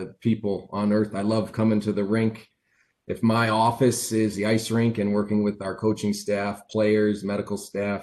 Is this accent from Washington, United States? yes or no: yes; Seattle area, Washington, United States; moved away; also born or lived in North Dakota; growing up being an American in that area